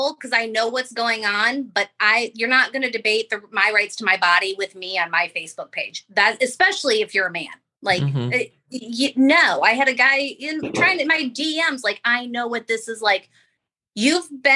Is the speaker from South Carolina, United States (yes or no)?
no; Ohio, United States; now in Florida, United States; Live in Florida, and I'm from Ohio